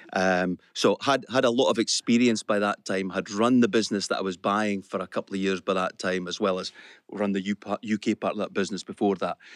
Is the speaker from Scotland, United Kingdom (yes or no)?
yes; the Borders, Scotland, United Kingdom; I was brought up in the Borders, uh, brought up in a council house.